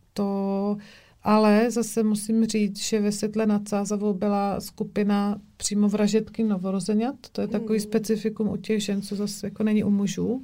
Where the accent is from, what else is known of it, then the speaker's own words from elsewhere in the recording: Brno, South Moravian Region, Czechia; u nás v Brně, v Šalině